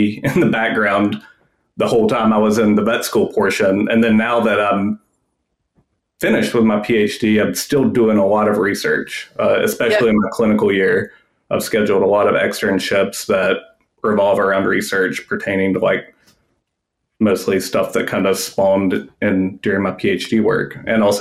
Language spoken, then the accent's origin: English; Western North Carolina, United States; I grew up in Western North Carolina.